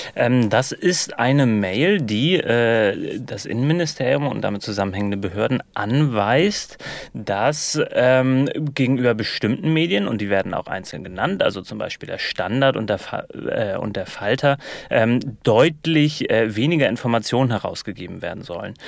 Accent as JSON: {"language": "German", "country": "Germany", "said": "als Piefke aus dem Ausland"}